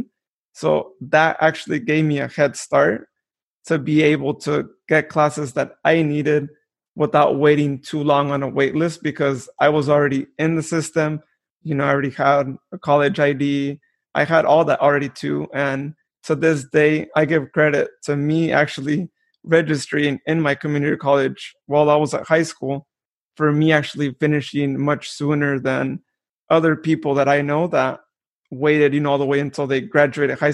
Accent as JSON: {"language": "English", "town": "Modesto", "region": "California", "country": "United States", "tie": "born or raised there", "said": "born and raised in Modesto"}